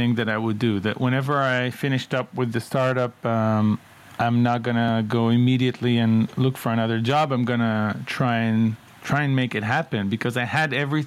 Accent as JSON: {"language": "English", "area": "towns around Tel Aviv", "region": "Tel Aviv District", "country": "Israel", "tie": "born or raised there", "said": "I grew up in Israel, in various towns around Tel Aviv"}